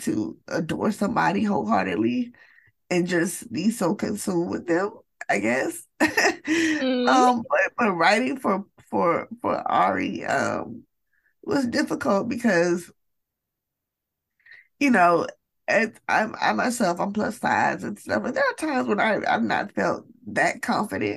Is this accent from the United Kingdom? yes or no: no; Atlanta, Georgia, United States; I am from the United States. I am from Atlanta, Georgia, in the United States.